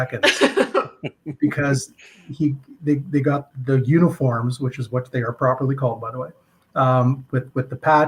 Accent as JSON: {"language": "English", "region": "Saskatchewan", "country": "Canada", "tie": "born or raised there", "also_born_or_lived": "Alberta / Red Deer, Alberta", "moved": "yes", "lives_now": "Edmonton, Canada", "said": "I was born in Alberta, raised in Saskatchewan."}